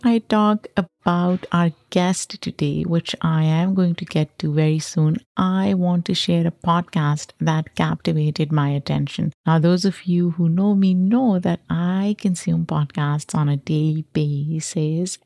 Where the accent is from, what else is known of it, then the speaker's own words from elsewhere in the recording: Lahore, Punjab, Pakistan; now in New York, United States; I grew up in Pakistan